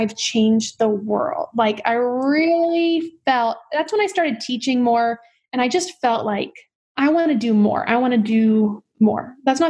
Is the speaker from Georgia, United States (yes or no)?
no; North Little Rock, Arkansas, United States; I'm from North Little Rock, Arkansas.